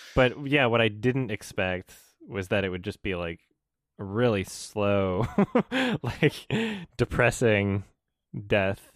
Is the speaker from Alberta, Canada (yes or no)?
yes; Edmonton, Alberta, Canada; The Lobby in Edmonton, which is my hometown